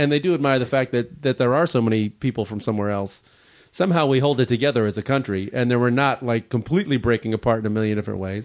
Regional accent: Chicago, Illinois, United States; now in Los Angeles, United States; I was from Chicago originally, and, or, uh, now I live in Los Angeles

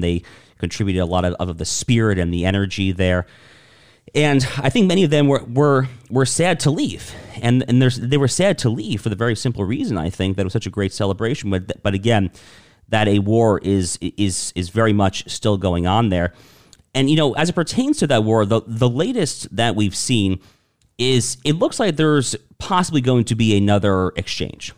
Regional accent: United States; as an American

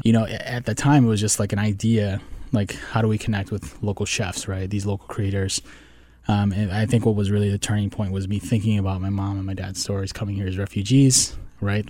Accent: Minnesota, United States; moved away as an adult; also born or lived in Wisconsin / Washington, D.C.; I was born in Wisconsin, but grew up in Minnesota

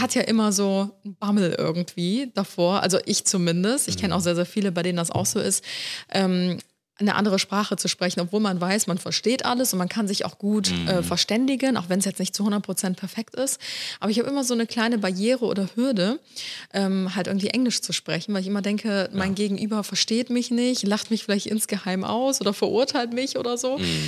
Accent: Cologne, North Rhine-Westphalia, Germany; also born or lived in Ulm; wir sind beide in Köln aufgewachsen

